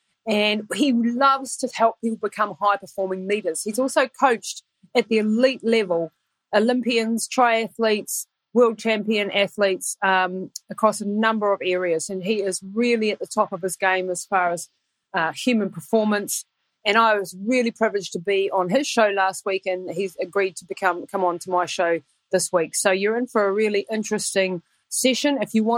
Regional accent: Taranaki, New Zealand; Craig Johns is originally from my hometown, from Taranaki

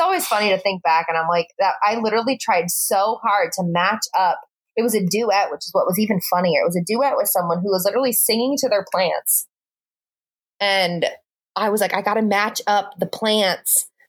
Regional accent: Michigan, United States; moved away; my hometown back in Michigan

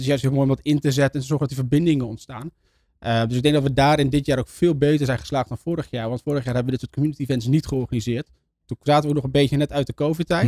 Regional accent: northern Netherlands, Netherlands; ik kom zelf uit Noord-Nederland

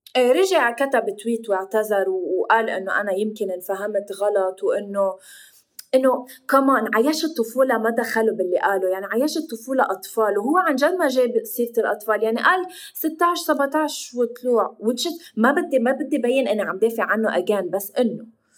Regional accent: Lebanon; نحن اللبنانيه

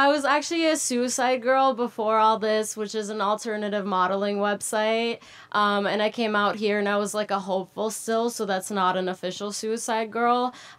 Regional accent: Minnesota, United States; born or raised there; moved away as an adult; also born or lived in Moscow, Russia; now in California, United States

